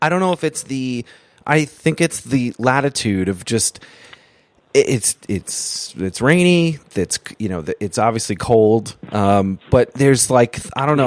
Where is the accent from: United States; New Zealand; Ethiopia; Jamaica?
United States; Vermont; now in New York City, United States; I live in New York City, but I grew up in Vermont.